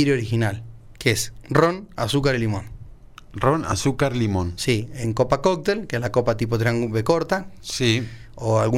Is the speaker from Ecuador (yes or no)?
no; San Juan, Argentina; Aparte somos sanjuaninos, tenemos que difundir nuestro vino.